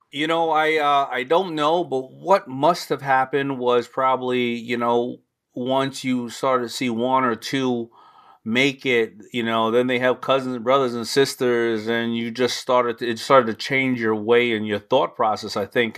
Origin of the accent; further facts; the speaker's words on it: New York City, New York, United States; accent: New York; also born or lived in Brooklyn; I was born in Brooklyn, but age one, I moved to Hollis, Queens